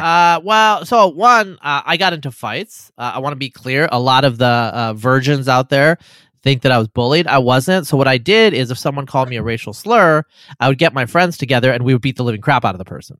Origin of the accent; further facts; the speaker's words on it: Eastern Oregon, United States; grew up in Eastern Oregon as a brown-skinned person